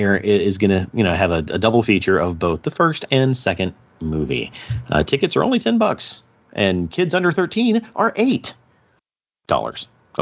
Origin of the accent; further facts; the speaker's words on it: the South, United States; We're from the South, so it's like Lahighton, Pennsylvania.